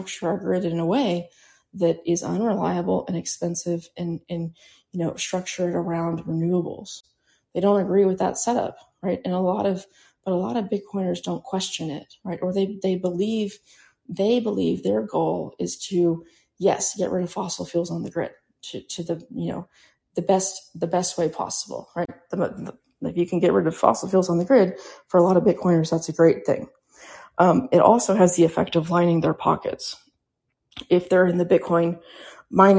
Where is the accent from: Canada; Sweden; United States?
United States; Central Texas; I grew up in Texas, and when I was a kid, right, I never heard of blackouts. Yeah, we had an ice storm once in a while here in Central Texas